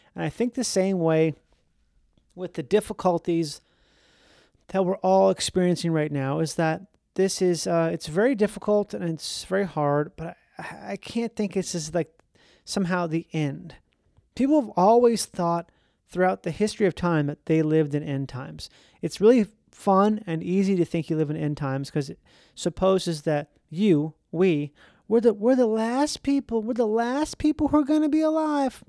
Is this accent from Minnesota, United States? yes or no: yes; Minnesota, United States; I grew up in Minnesota